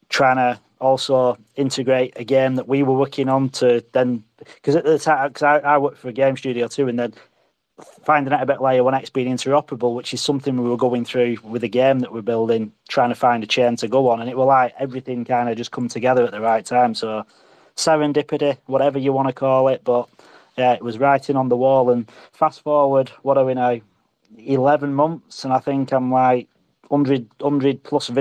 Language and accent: English; England, United Kingdom; now in Alkimos, Australia; I'm an Englishman in Australia